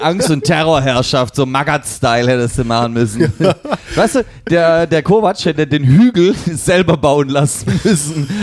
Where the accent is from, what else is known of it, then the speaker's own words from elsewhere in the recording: Leipzig, Saxony, Germany; weil wir aus Leipzig kommen